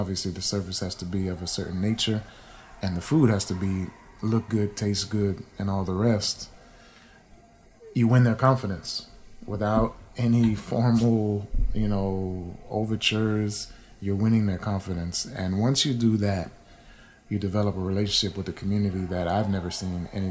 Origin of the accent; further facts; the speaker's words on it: New England, United States; I grew up in New England, so I have some love for my people there.